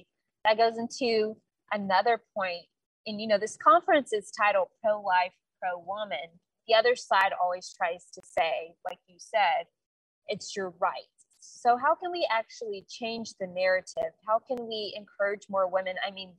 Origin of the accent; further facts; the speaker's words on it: Wichita Falls, Texas, United States; Wichita Falls, Texas, which is my birthplace.